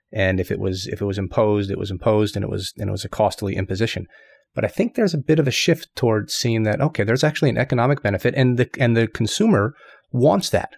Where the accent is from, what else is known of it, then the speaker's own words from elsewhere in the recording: United States; moved away as an adult; now in Japan; I'm just American, but, you know, I guess the Japan thing, I've been over here for a while